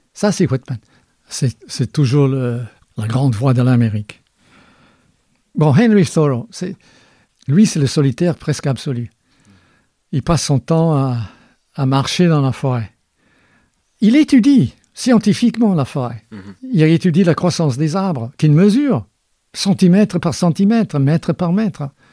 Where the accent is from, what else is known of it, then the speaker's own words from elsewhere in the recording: Scotland, United Kingdom; moved away; je suis né en Écosse